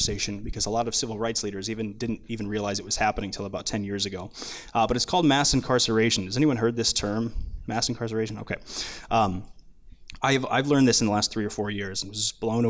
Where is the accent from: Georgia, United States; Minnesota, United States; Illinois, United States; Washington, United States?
Minnesota, United States; I grew up in Minnesota